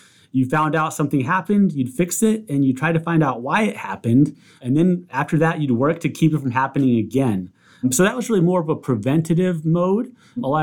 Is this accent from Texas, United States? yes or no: yes; Southeast Texas, United States; I grew up in Southeast Texas